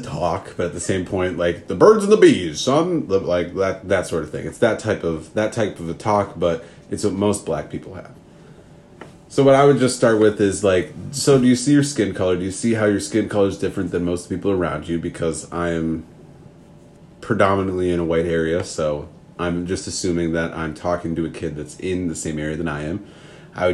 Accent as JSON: {"language": "English", "region": "Minnesota", "country": "United States", "accent": "Minnesota", "said": "Oh, just in that Minnesota accent. I'm from Minnesota."}